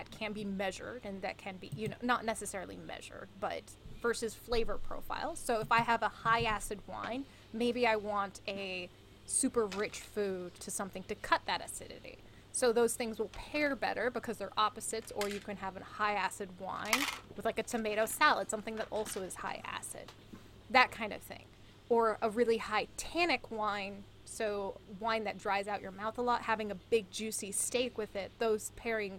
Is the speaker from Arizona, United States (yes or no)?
yes; Arizona, United States; born or raised there